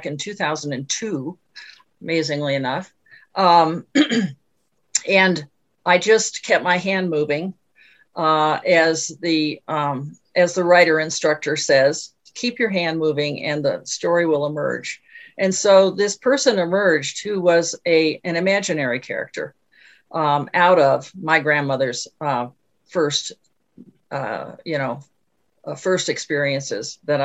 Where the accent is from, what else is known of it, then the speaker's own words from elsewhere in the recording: Northeast, United States; moved away as an adult; also born or lived in Denver, Colorado; now in Colorado, United States; I was born and raised in the Northeast